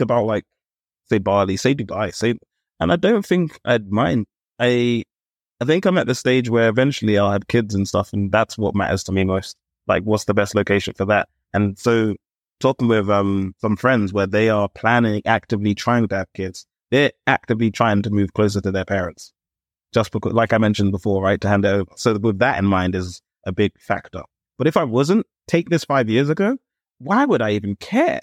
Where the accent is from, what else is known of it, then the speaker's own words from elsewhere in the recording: London, United Kingdom; also born or lived in Ealing / Acton / Shepherd's Bush; I'm a Londoner, it's fine, but I grew up in Camden